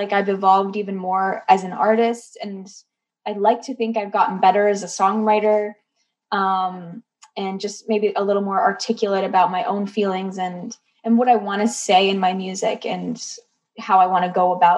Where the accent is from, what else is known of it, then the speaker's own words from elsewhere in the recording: Canada; moved away as an adult; now in Nashville, United States; I'm Canadian